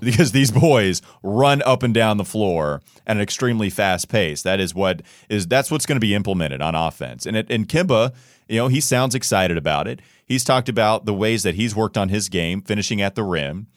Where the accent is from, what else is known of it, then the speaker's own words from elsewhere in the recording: Indianapolis, Indiana, United States; moved away; I was born in Indianapolis